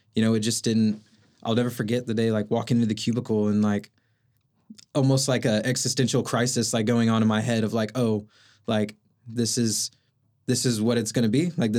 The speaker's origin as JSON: {"language": "English", "town": "Oklahoma City", "region": "Oklahoma", "country": "United States", "tie": "born or raised there", "said": "Yeah, I'm from South Oklahoma City, Moore area, born and raised there. My family lives out in Tuttle, went to school in Edmond, kind of moved up and down 35 there."}